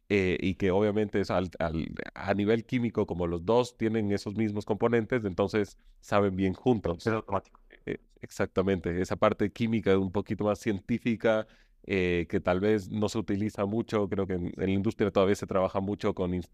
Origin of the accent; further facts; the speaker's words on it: Chile; born there; yo nací en Chile, entonces soy mitad chileno, mitad ecuatoriano